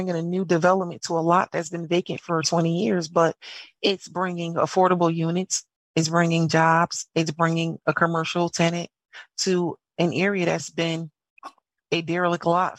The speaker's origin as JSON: {"language": "English", "town": "New Haven", "region": "Connecticut", "country": "United States", "tie": "born or raised there", "said": "I'm from New Haven. I am New Haven born and bred."}